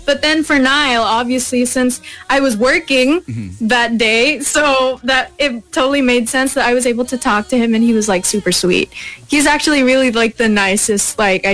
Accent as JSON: {"language": "English", "country": "United States", "first_language": "English", "said": "I come from America"}